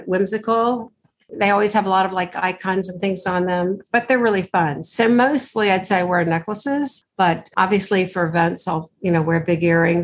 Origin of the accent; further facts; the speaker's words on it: Western Massachusetts, United States; also born or lived in Texas / California; now in New York City, United States; I grew up in Massachusetts